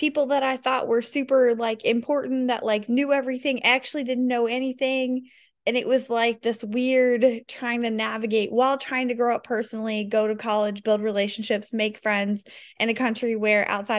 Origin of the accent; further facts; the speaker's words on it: the South, United States; I was too chatty because I was from the South